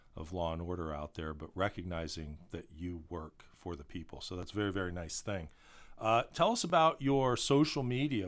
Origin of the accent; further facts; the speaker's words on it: Columbus, Ohio, United States; a lot of kids growing up in Columbus